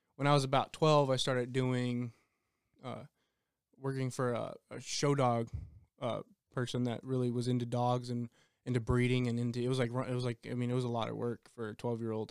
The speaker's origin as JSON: {"language": "English", "town": "El Paso", "region": "Texas", "country": "United States", "said": "I'm from El Paso, Texas"}